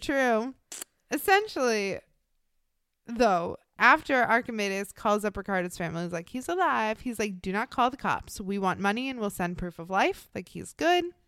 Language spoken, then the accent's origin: English; United States; being born and raised in the United States